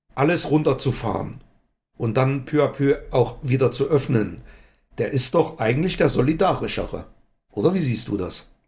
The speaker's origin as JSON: {"language": "German", "town": "Altenburg", "region": "Thuringia", "country": "Germany", "tie": "born or raised there", "said": "in meiner Heimatstadt Altenburg"}